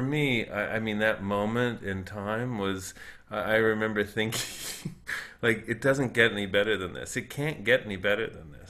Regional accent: Boca Raton, Florida, United States; I grew up in South Florida, um, in a place called Boca Raton

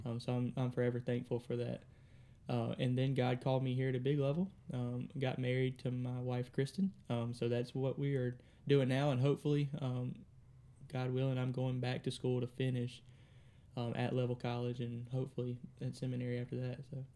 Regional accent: Drew, Mississippi, United States; also born or lived in Kosciusko, Mississippi; originally from Drew, um, about when I was, I think, thirteen, we moved from Drew

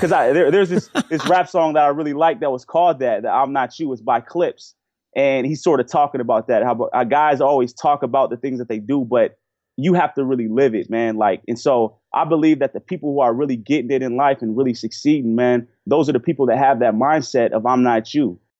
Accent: Portland, Oregon, United States; I grew up in Portland, Oregon

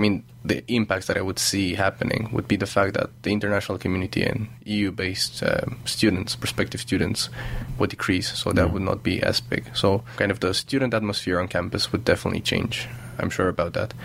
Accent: Romania; moved away as an adult; also born or lived in Germany; now in Aberdeen, United Kingdom; I'm from Romania, a city close to Bucharest

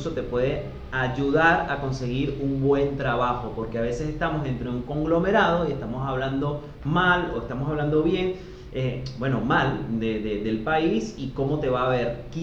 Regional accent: Venezuela; now in Argentina; somos como, como, la marca Venezuela. Ay, es venezolano, venezolano. Gracias a Dios acá en Argentina nos han tratado muy bien.

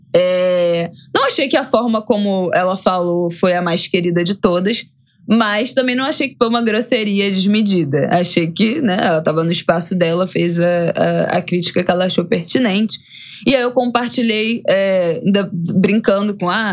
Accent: Rio de Janeiro, Brazil; accent: carioca; eu sou carioca.

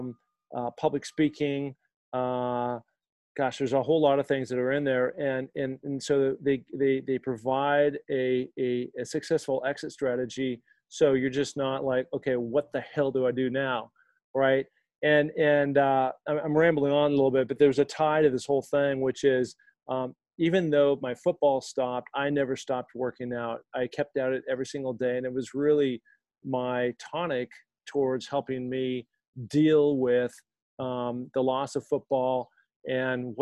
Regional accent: Seattle, Washington, United States; I grew up in Seattle, Washington, rainy all the time

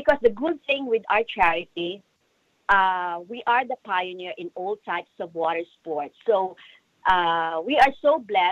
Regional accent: Philippines; moved away; In the Philippines, because you know what? I grew up in a medical family.

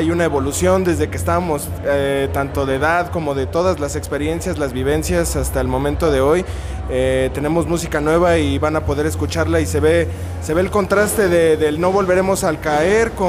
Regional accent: Mexico City, Mexico; now in Texcoco, Mexico; Eh, bueno, Alejandro y yo somos originarios de la Ciudad de México, pero yo vivo en Texcoco.

